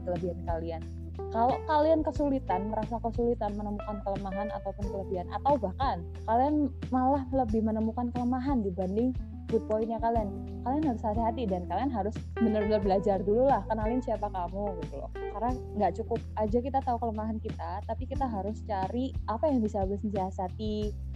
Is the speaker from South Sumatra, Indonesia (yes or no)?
no; Surabaya, East Java, Indonesia; moved away as an adult; now in Bontang, Indonesia; lahir di Surabaya sampai hmm. sampai 2017 di Surabaya